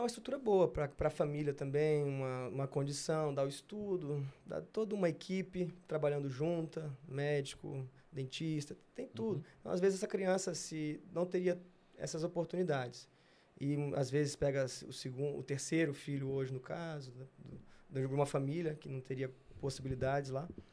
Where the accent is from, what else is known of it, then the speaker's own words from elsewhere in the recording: Brasília, Federal District, Brazil; moved away as an adult; also born or lived in Rio de Janeiro; de Brasília foi eu e Hugo durante muito tempo, é, quatro Olimpíadas, saindo do mesma escola